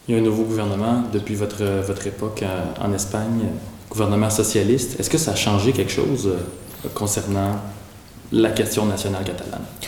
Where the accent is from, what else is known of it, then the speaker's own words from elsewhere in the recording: Canada; chez nous au Canada